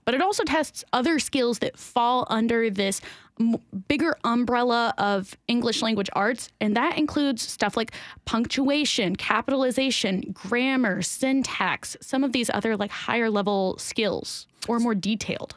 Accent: Tennessee, United States; I've been born and raised in Tennessee

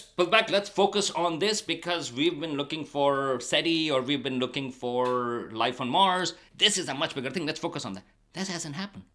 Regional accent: Karachi, Sindh, Pakistan; moved away as an adult; also born or lived in Stony Brook, New York / New Mexico; now in Amherst, United States; I grew up in Pakistan, in Karachi, big city

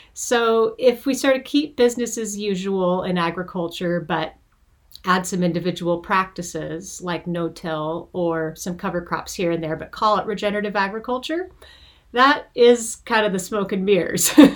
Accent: Montana, United States; now in California, United States; I was born and raised in Montana.

